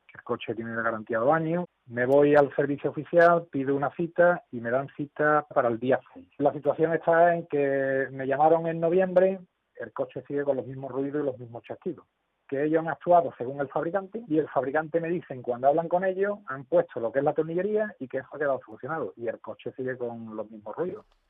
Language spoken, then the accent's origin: Spanish; Utrera, Andalusia, Spain; mi pueblo, de Utrecht World